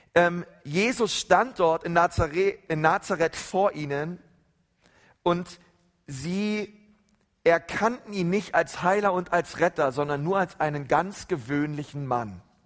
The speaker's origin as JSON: {"language": "German", "country": "Germany", "said": "bei uns in Deutschland"}